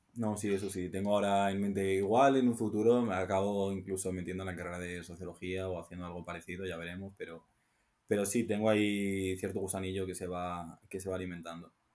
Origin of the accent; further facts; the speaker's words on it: Salamanca, Castile and León, Spain; siendo de Salamanca